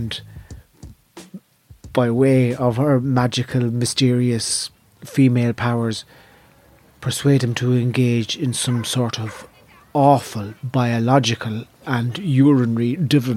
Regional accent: Navan, Leinster, Ireland; When I was growing up in Navan

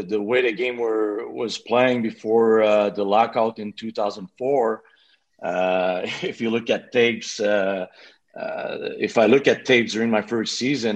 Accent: Quebec City, Quebec, Canada; accent: Quebec City; English is a second language; moved away as an adult; I still have my little accent from Quebec City, but at first I was not speaking too much English

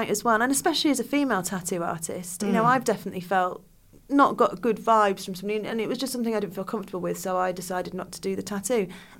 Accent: United Kingdom; We are very British people are like, oh no, I won't make a fuss.

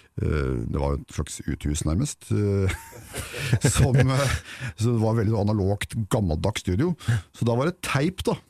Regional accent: Ål, Buskerud, Norway; moved away; hjemme på Ål for å gjøre siviltjeneste

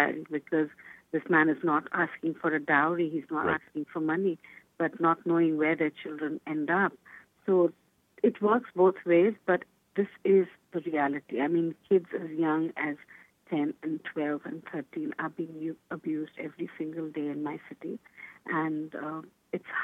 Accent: Kolkata, West Bengal, India; I am from Calcutta, India. I've lived there all my life. That is home for me.

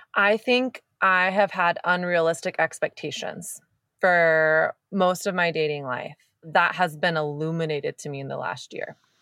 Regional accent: the South, United States; moved away as an adult; now in California, United States; I grew up in the South, and there's, there's not much in me that's Southern.

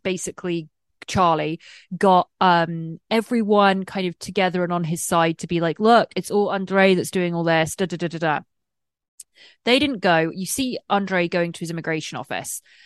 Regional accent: England, United Kingdom; now in United States; I'm English and I live in America and I've been here for a while. And I'm on a green card

